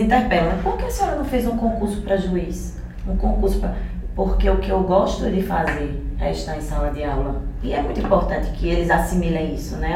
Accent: Northeast Brazil, Brazil; Eu tenho o maior orgulho de ser nordestina

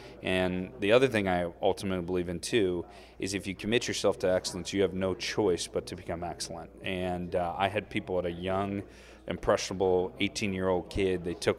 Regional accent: Iowa City, Iowa, United States; I grew up in Iowa City, probably 5-minute drive from Kinnick

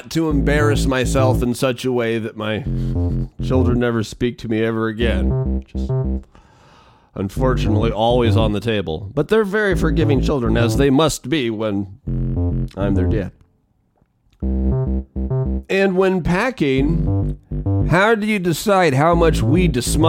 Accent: Spokane, Washington, United States; I call the hometown Spokaloo, but it's really Spokane, Washington

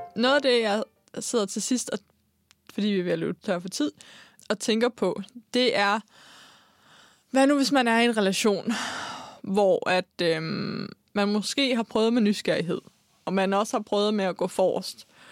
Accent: Denmark; Nu kommer jeg jo fra Jylland

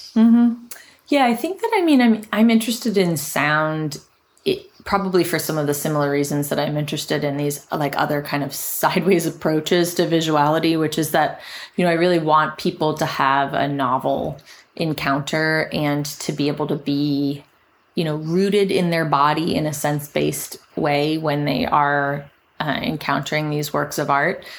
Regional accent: Richmond, Virginia, United States; moved away; in my hometown, Richmond, Virginia

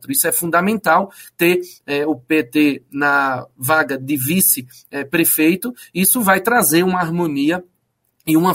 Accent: Petrolina, Pernambuco, Brazil; Petrolina, de onde eu venho

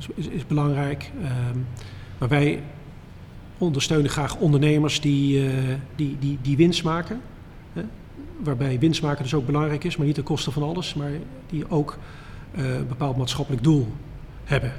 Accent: Dieren, Gelderland, Netherlands; moved away; ik kom oorspronkelijk uit Dieren

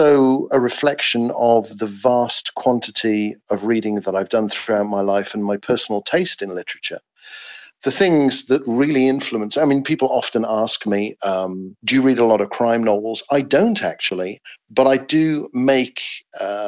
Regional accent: England, United Kingdom; writing as an Englishman

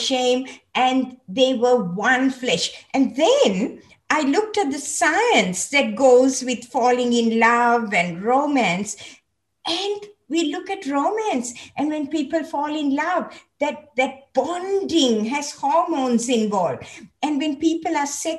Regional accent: Sri Lanka; moved away as an adult; also born or lived in Hawaii; I was born in Sri Lanka, so I was born into a Christian family, but I actually came to know the Lord when I was in a school, a Methodist missionary school

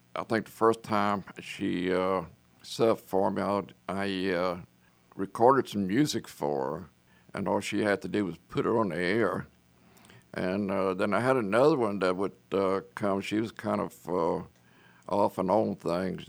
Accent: Lake Charles, Louisiana, United States; now in Dallas, United States; I'm from Southwest Louisiana, a little place called Lake Charles, Louisiana

